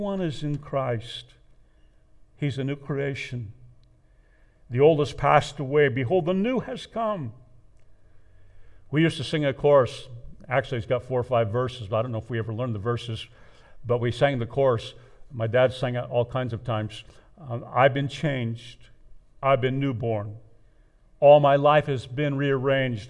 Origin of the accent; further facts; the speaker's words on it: United States; I was born in the United States of America